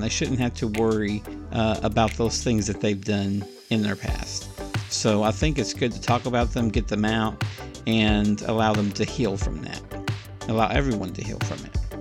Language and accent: English; Oklahoma, United States; also born or lived in Alabama; now in Tijuana, Mexico; I moved away from Oklahoma many years ago, I think nineteen ninety-two